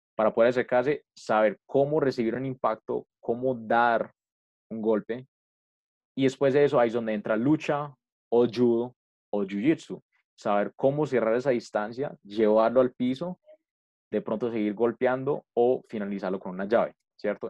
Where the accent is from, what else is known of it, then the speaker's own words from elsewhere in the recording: Colombia; nosotros como colombianos